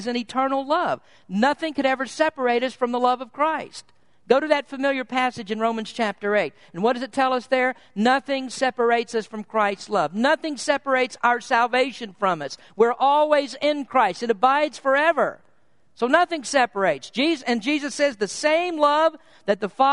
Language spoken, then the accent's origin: English; Kentucky, United States; moved away; I was born in Kentucky. We grew up with very different views of things between San Francisco and Kentucky